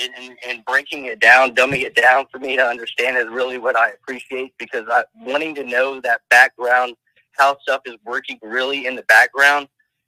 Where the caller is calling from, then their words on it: Tulsa, Oklahoma, United States; I'm calling from Tulsa, Oklahoma.